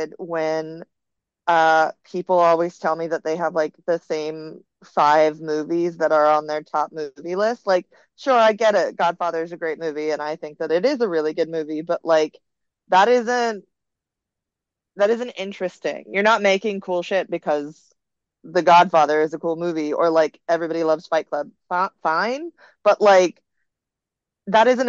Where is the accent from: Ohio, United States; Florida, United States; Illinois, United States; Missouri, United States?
Florida, United States; the South; moved away as an adult; now in Los Angeles, United States; I'm from the South